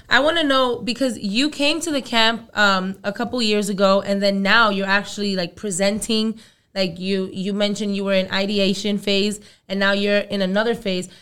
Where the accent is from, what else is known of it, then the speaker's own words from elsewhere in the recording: New York City, New York, United States; also born or lived in Dominican Republic; I was born in the Dominican Republic. I'm from Brooklyn